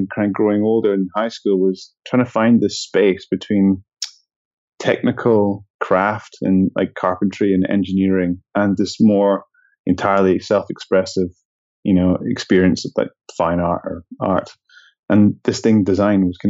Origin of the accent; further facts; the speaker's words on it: Edinburgh, Scotland, United Kingdom; where I grew up in Scotland